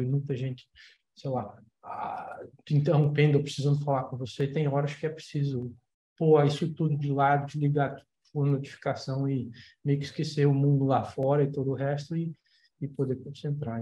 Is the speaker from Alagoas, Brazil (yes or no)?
yes; Maceió, Alagoas, Brazil; moved away as an adult; quando comecei a estudar, quando saí de Maceió